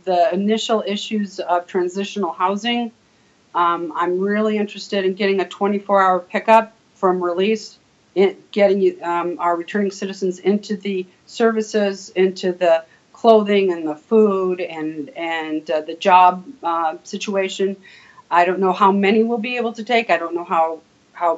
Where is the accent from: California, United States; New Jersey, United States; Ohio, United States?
California, United States; Ontario; moved away as an adult; also born or lived in Illinois; now in Wisconsin, United States; I was in Ontario, California, born and raised